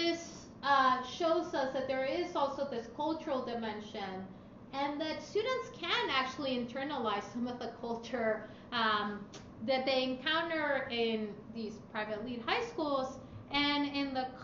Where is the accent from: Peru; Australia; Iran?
Peru; Lima; moved away; immigrated to Lima, the capital, where I was born. And my mother now lives in Europe. She was an immigrant too.